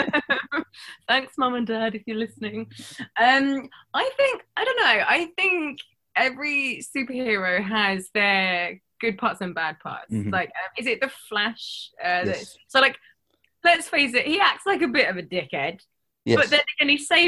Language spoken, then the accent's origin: English; London, United Kingdom; I'm from London